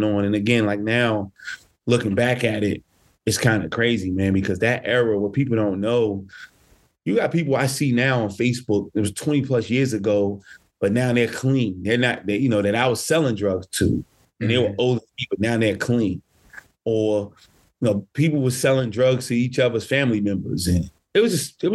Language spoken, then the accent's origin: English; Newark, New Jersey, United States; I grew up in Newark, New Jersey, which is literally 15 minutes from New York City